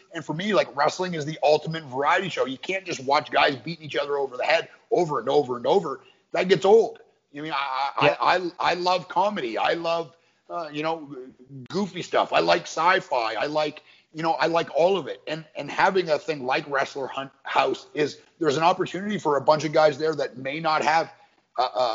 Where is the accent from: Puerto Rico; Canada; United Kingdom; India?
Canada; growing up in Canada